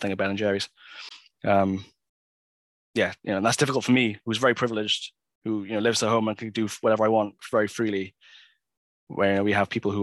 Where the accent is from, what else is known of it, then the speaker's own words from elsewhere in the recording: Swansea, Wales, United Kingdom; now in Cardiff, United Kingdom; I was driving back to Swansea, where I'm from